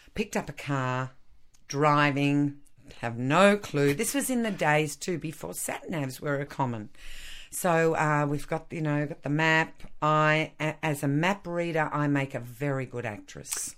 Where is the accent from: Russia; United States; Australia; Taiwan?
Australia